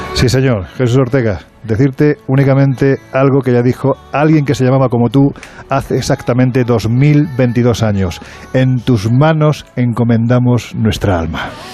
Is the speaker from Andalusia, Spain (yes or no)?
yes; Province of Jaén, Andalusia, Spain